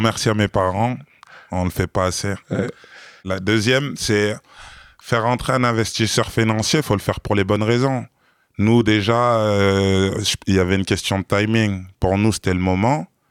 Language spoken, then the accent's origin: French; France; je suis pas de Paris. Ça veut dire que à Paris, je suis un provincial banlieusard